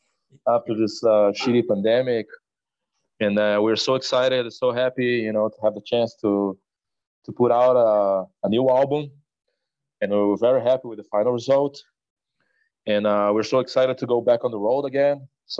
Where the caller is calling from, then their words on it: Brazil; I play drums for the death metal trio …, and I am talking from Brazil right now.